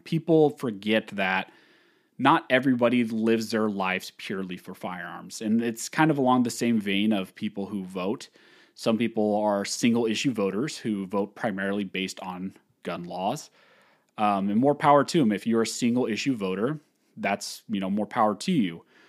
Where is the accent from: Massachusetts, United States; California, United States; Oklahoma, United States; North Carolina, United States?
California, United States; I was born and raised in California.